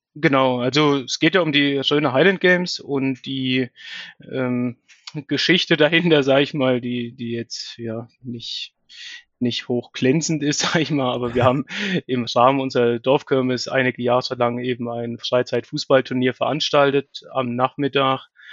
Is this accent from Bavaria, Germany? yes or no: no; Bettenhausen, Thuringia, Germany; moved away as an adult; now in Birx, Germany; bin gebürtig aus Bettenhausen bei Meining